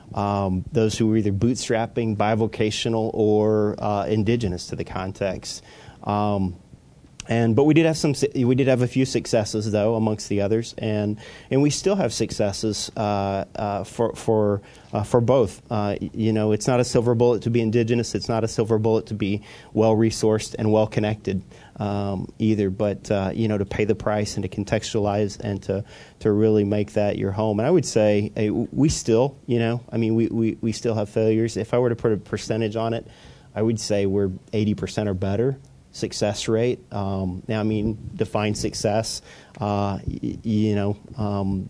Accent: Oklahoma, United States; moved away as an adult; also born or lived in Northeast United States; now in Northeast, United States; I was born in Oklahoma and spent half my life there

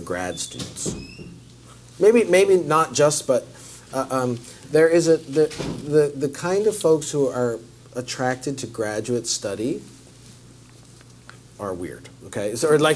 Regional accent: Canada; now in United States; I'm Canadian

